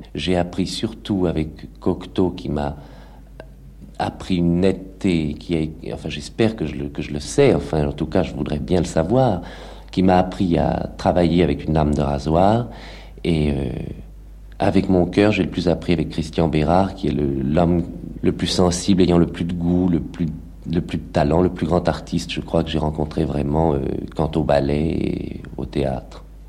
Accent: Villemomble, Île-de-France, France; also born or lived in Paris; J'ai passé toute mon enfance à Villemomble

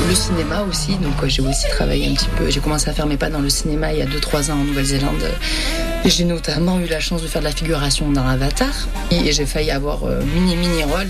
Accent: the South, south of France, France; accent: accent du Sud; also born or lived in New Zealand; avec mon accent du Sud

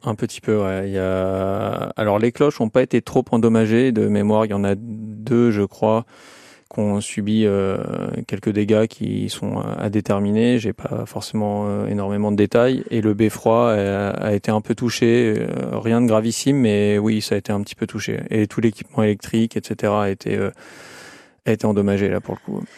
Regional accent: Seine-Maritime, Normandy, France; j'ai souvenir d'une église qui était pas très loin de chez moi, en Seine-Maritime, j'avais pas dix ans

